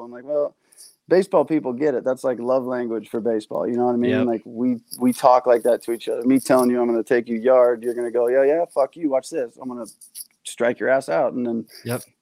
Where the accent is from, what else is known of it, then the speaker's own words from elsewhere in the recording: San Diego, California, United States; I'm from San Diego